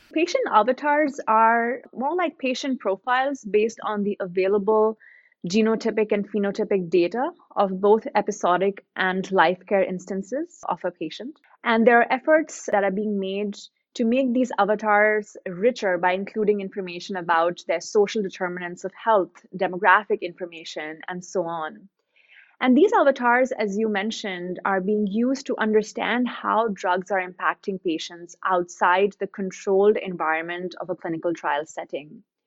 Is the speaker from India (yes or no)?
yes; India; coming from India, growing up in India